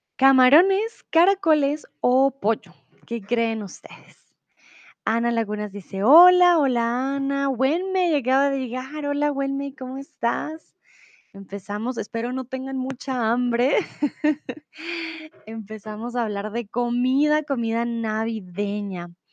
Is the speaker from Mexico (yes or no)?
no; Colombia; yo soy de Colombia